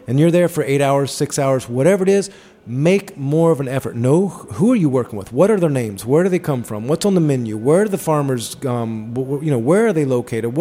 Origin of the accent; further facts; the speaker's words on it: Atlanta, Georgia, United States; moved away; I grew up in Atlanta